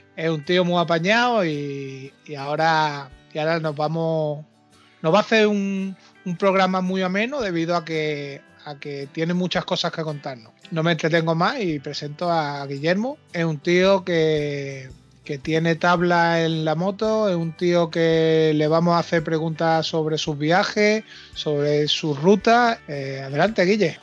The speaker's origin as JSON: {"language": "Spanish", "town": "Málaga", "region": "Andalusia", "country": "Spain", "said": "somos compatriotas aquí malagueños"}